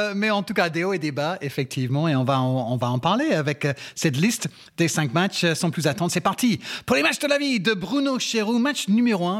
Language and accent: French; England, United Kingdom; moved away; chez moi en Angleterre